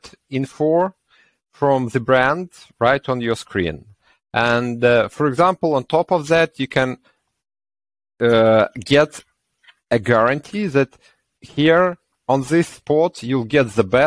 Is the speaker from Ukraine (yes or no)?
yes; Ukraine; we are from Ukraine